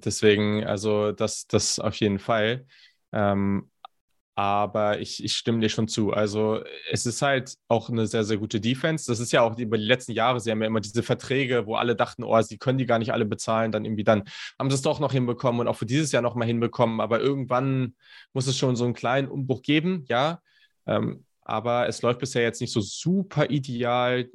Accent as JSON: {"language": "German", "town": "Hanover", "region": "Lower Saxony", "country": "Germany", "said": "ich komme aus Hannover"}